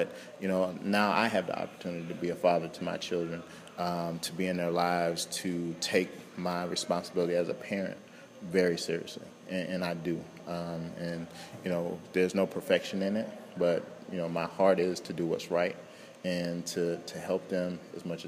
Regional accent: Central Florida, United States; I'm from Central Florida

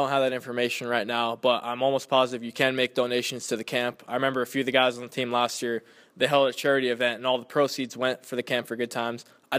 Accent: California, United States; You know, I was born and raised in the Inland Empire. It's just – this is normal.

